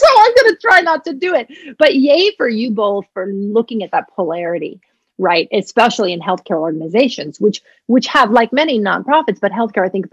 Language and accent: English; New England, United States; also born or lived in Maine; I grew up in New England